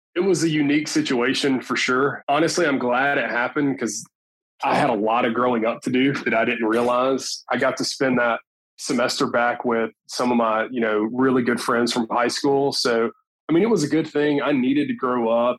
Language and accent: English; Tuscumbia, Alabama, United States; moved away as an adult; also born or lived in Florence, Alabama; now in Mobile, United States; I'm actually originally from Florence, Alabama. I'm actually from Tuscumbia, but nobody knows where that is. We've got my high school's football program